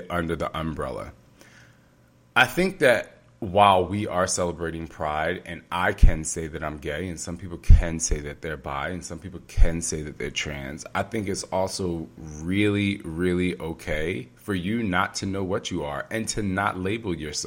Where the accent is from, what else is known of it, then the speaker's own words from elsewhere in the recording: New Jersey, United States; moved away; also born or lived in Tokyo; if I never moved out of my hometown in New Jersey